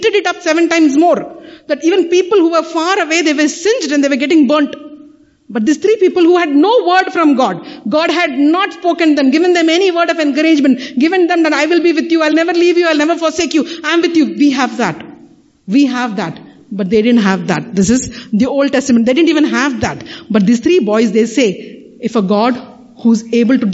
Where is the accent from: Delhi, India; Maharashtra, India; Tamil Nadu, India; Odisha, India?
Tamil Nadu, India; Kanyakumari; The three seas meet over there. Three oceans meet over. That's my hometown